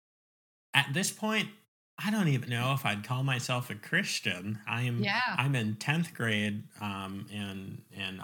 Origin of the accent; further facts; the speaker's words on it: Virginia Beach, Virginia, United States; moved away; also born or lived in New York / Oklahoma; we moved to Virginia Beach. But I did my formative years there.